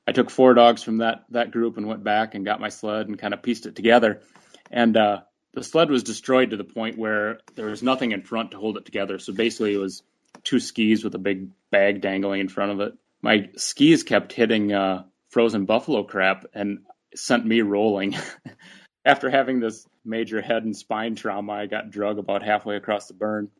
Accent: near Rochester, Minnesota, United States; moved away as an adult; also born or lived in Alaska; Rochester, Minnesota, near my hometown

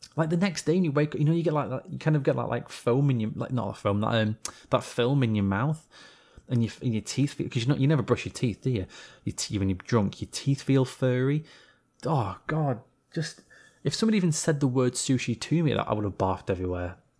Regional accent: England, United Kingdom; being an Englishman

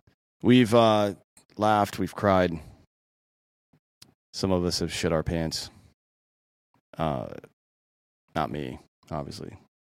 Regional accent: Miami, Florida, United States; I'm from Miami. You know what we do is run up from behind people and punch them in the face.

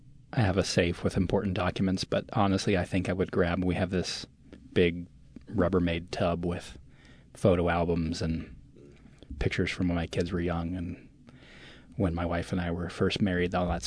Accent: the East, East Coast, United States; moved away as an adult; I grew up in the East, and I came out here to play baseball, but also go to school.

